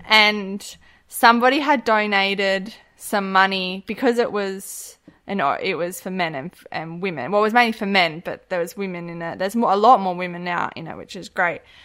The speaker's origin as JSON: {"language": "English", "town": "Harvey", "region": "Western Australia", "country": "Australia", "tie": "born or raised there", "also_born_or_lived": "Kimberley", "said": "I grew up in Harvey in the southwest"}